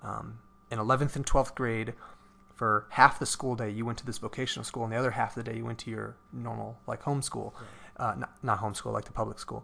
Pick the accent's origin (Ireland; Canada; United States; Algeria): United States; Cleveland, Ohio; I'm from Cleveland area.